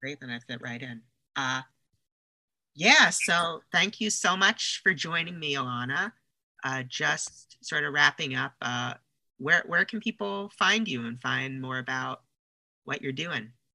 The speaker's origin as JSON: {"language": "English", "region": "New York", "country": "United States", "moved": "yes", "lives_now": "Los Angeles, United States", "said": "I'm from New York originally"}